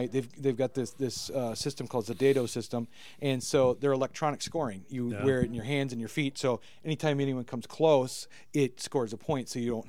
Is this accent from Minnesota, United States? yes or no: yes; Luverne, Minnesota, United States; my hometown, Laverne, Minnesota, just across the border.